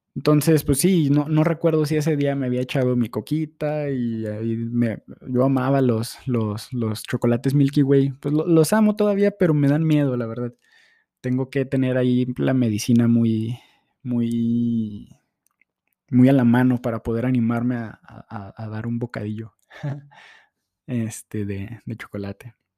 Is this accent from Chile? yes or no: no; Durango, Mexico; moved away; vengo de Durango, una ciudad este, hermosa, plana